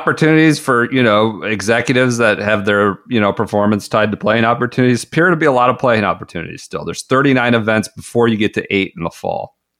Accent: Colorado, United States; I love Colorado, but they're not a major player anymore. I loved growing up

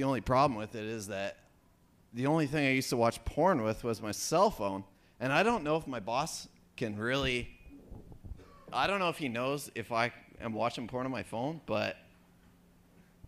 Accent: Canada; I'm from Canada.

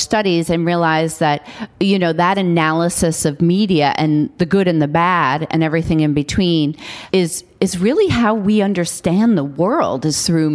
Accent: New York City, New York, United States; I grew up on Staten Island, and my mother made me work every summer.

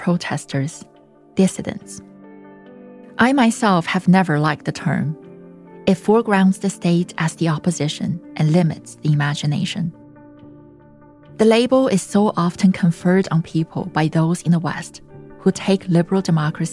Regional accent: China; English is a second language; moved away; my native tongue spoken in such a bold fashion in my birth country

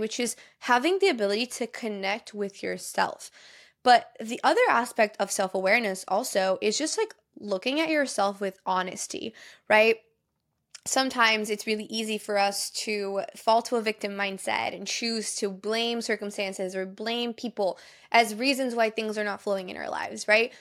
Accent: Brazil; moved away; I grew up in Brazil, I speak Portuguese fluently

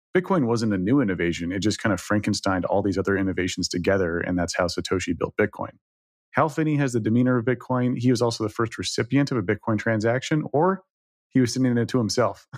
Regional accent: Dallas, Texas, United States; moved away; from Texas originally, I grew up in Dallas, twenty-five years in Dallas

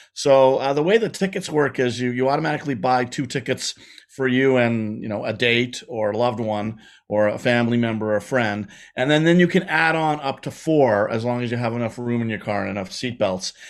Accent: Montreal, Quebec, Canada; I grew up, I grew up in Quebec and I grew up in Montreal

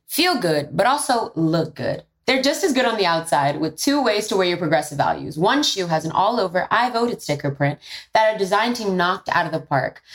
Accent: New York City, New York, United States; I'm from the Bronx and I'm first generation American on my dad's side.

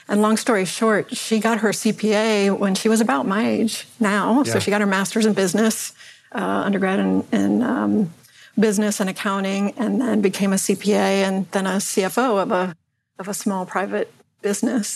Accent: Northern Virginia, United States; also born or lived in Washington, D.C.; I was born in Washington, D.C., and grew up in the Northern Virginia area

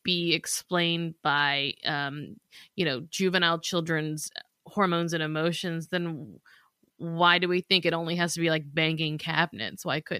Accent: the South, United States; We're from the South.

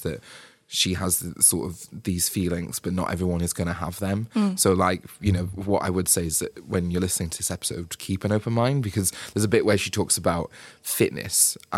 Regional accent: United Kingdom; Like people, like as we British do, like just blame the weather.

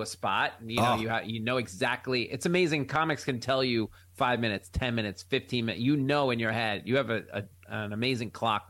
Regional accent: Oceanside, New York, United States; I grew up in Oceanside

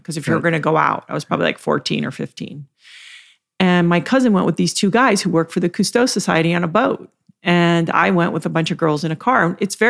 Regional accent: U.S. Virgin Islands; also born or lived in Virgin Gorda; When I was a teenager, I grew up in the Virgin Islands mm-hmm. mostly, and I spent a lot of time in Virgin Gorda.

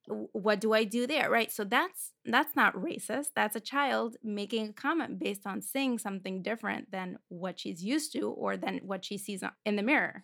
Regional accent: Moscow, Russia; moved away; I grew up in Moscow, Russia.

